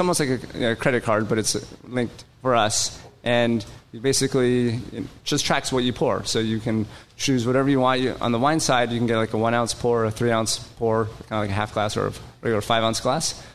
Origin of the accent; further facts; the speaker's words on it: Seattle, Washington, United States; moved away as an adult; also born or lived in London / Paris; I am a local boy. I grew up in Seattle, but I moved away for 25 years spent a lot of that time actually in London.